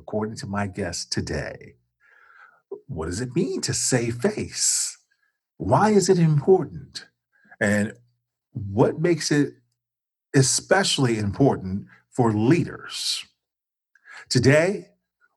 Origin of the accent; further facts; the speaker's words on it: Chicago, Illinois, United States; moved away; I was originally from Chicago